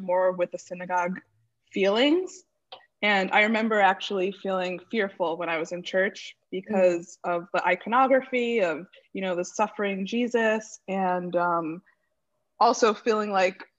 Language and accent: English; West Hartford, Connecticut, United States; I grew up in West Hartford, Connecticut.